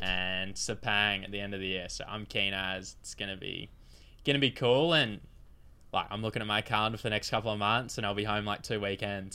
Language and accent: English; Queensland, Australia; a very proud Queenslander